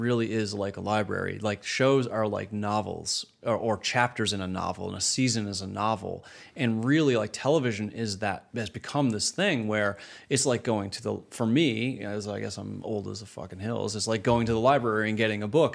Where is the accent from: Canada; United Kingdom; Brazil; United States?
Canada; moved away as an adult; growing up in Canada, starting my career in Canada